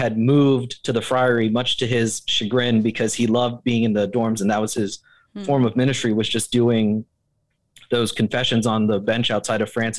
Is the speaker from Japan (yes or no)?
yes; Japan; Growing up in Japan, you know, you come to love sushi